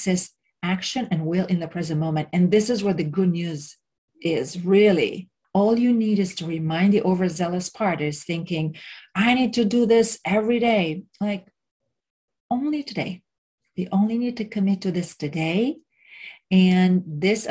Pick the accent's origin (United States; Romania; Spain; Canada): Romania; moved away; where I grew up in Romania